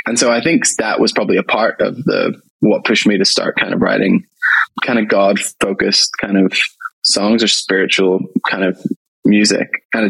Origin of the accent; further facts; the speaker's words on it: Ireland; I grew up in Salvation Army back in Ireland.